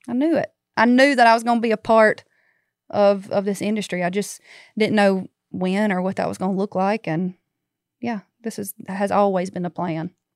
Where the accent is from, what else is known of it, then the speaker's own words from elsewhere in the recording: Baskin, Louisiana, United States; I'm from Northeast, so, like, about thirty miles south of Monroe